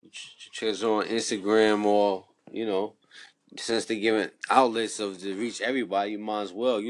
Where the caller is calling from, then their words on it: New York City, New York, United States; I'm calling from New York City.